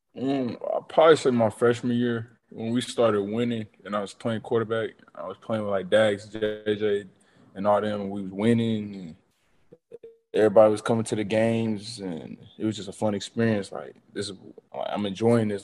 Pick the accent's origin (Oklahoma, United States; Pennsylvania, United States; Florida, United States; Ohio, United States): Oklahoma, United States; Tulsa; being able to play for my home state